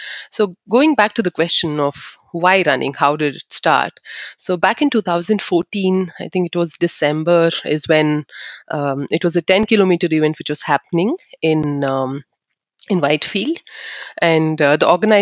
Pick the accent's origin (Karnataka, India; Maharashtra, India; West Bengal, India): Karnataka, India; Bangalore; I'm from Bangalore. I was born and brought up in Bangalore, but I'm from the Malnad region of Sagar and Sirsi. That's where my parents are from